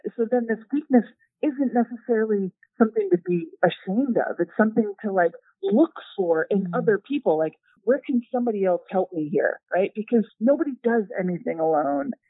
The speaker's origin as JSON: {"language": "English", "country": "United States", "said": "as an American"}